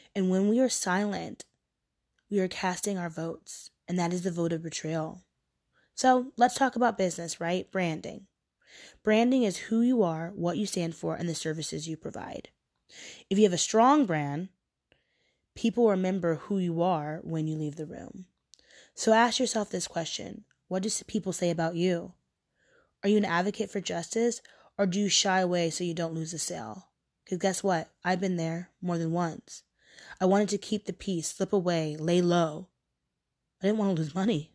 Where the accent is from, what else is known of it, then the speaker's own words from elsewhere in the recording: Portland, Oregon, United States; moved away as an adult; now in New York, United States; I'm from Portland, Oregon. And being from Oregon, I am surrounded by white people.